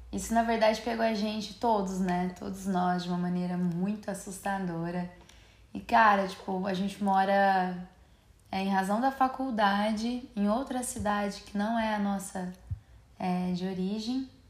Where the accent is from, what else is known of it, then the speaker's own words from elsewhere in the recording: Franca, São Paulo, Brazil; é, nós somos de Franca, São Paulo, interiorzinho de São Paulo e me respeitem que isso não é Minas Gerais.